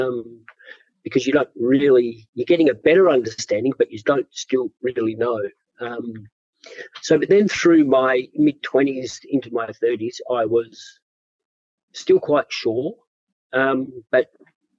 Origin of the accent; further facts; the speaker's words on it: Perth, Western Australia, Australia; growing up in Perth in the, you know, 70s, mid-70s and early 80s.